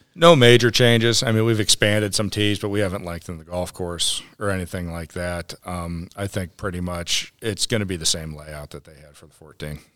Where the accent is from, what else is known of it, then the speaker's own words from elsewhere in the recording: Ohio, United States; moved away as an adult; now in North Carolina, United States; I grew up in Ohio, and, uh, my father was a superintendent at, uh, Firestone Country Club